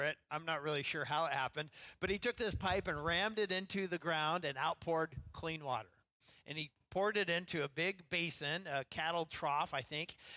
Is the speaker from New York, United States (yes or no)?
no; Idaho, United States; now in Seattle, United States; growing up in Idaho